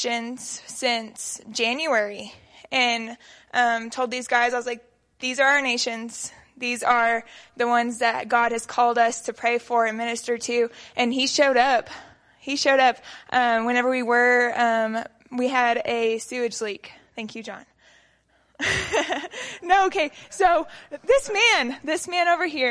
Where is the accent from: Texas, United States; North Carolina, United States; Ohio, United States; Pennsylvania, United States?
Texas, United States; Lubbock; also born or lived in Midland, Texas; So I am from Lubbock. I moved from Midland whenever I was 1.5, and I have been in Foursquare my entire life